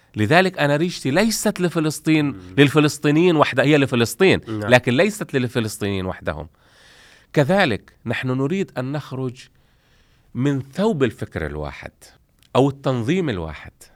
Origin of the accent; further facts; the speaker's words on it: Gaza, Gaza Strip, Palestine; accent: Palestinian; moved away as an adult; also born or lived in Romania; وهي مسقط رأسي نعم. وأنا من غزة